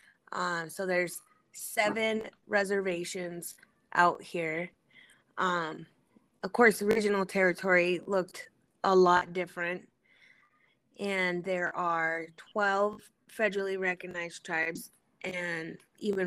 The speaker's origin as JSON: {"language": "English", "town": "Helena", "region": "Montana", "country": "United States", "tie": "born or raised there", "lives_now": "Great Falls, United States", "said": "I grew up, I was born in Helena"}